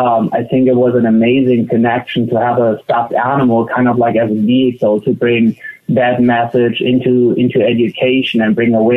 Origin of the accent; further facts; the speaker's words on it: Germany; Like I feel in Germany, you kind of grow up with a very green mindset